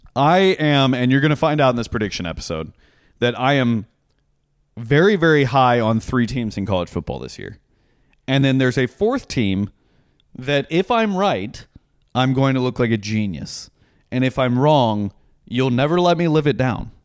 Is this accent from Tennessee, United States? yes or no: yes; Franklin, Tennessee, United States; I grew up in Franklin, Tennessee, which is just south of Nashville.